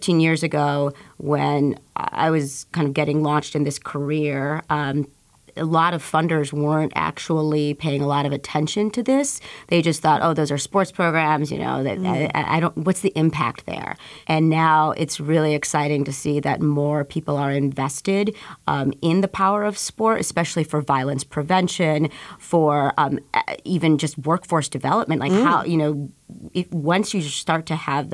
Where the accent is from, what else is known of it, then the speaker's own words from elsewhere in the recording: Chicago, Illinois, United States; at 7 years old, growing up in Pilsen